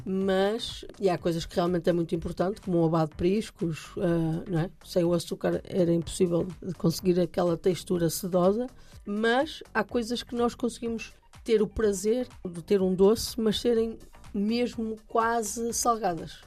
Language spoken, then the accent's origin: Portuguese; Norte, Portugal; na minha terra se chama bolinho de bacalhau